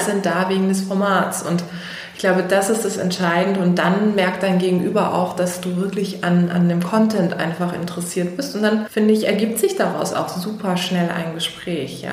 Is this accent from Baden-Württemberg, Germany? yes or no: yes; Karlsruhe, Baden-Württemberg, Germany; moved away as an adult; also born or lived in Heidelberg; now in Berlin, Germany; Ursprünglich komme ich aus Karlsruhe, das ist eine kleinere Stadt, ca. 300.000 Einwohner. Da bin ich groß geworden